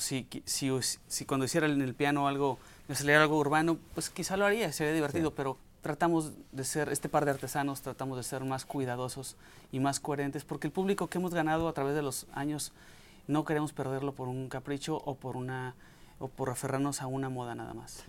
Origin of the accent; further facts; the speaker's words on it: Mexico; moved away as an adult; now in United States; soy mexicano, este, soy orgullosamente migrante en este país